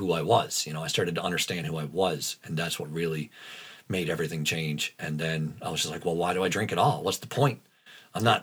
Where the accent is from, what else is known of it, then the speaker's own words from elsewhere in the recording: Newfoundland and Labrador, Canada; When you live in Labrador, like that whole sense of community we're talking about, that is everywhere in Labrador.